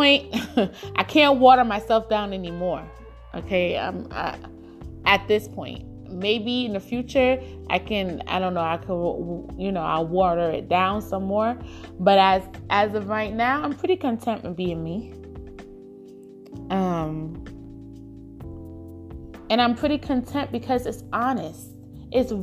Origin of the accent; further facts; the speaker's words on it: New York City, New York, United States; growing up in Brooklyn